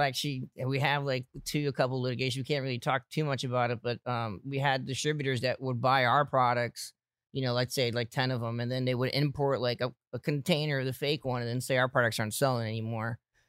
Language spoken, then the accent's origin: English; São Paulo, Brazil; moved away; Yeah, so we're from Brazil. I was born in Brazil, came here in 89.